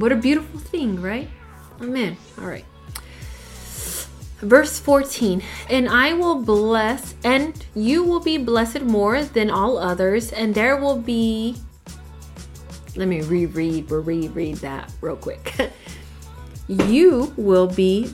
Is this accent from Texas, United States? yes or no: yes; El Paso, Texas, United States; El Paso, Texas